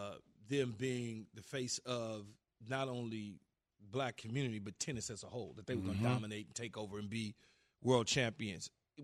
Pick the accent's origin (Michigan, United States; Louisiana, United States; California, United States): California, United States; Los Angeles; growing up in South Los Angeles, I grew up around the worst of the worst.